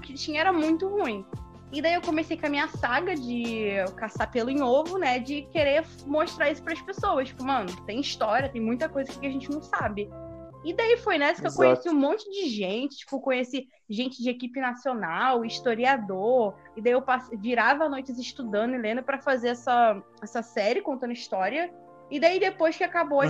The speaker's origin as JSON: {"language": "Portuguese", "region": "Rio de Janeiro", "country": "Brazil", "tie": "born or raised there", "moved": "yes", "lives_now": "Porto Alegre, Brazil", "said": "eu sou natural do Rio de Janeiro, né? E daí eu me mudei pra Porto Alegre"}